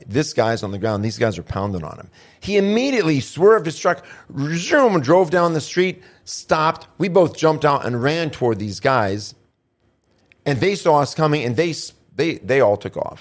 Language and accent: English; United States; I'm an American